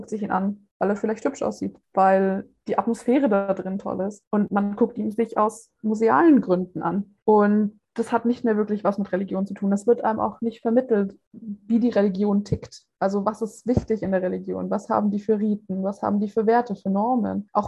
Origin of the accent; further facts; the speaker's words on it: Bavaria, Germany; also ich komme aus Franken, ich habe leider keine fränkische Tracht, auch wenn ich das irgendwie ganz gerne hätte.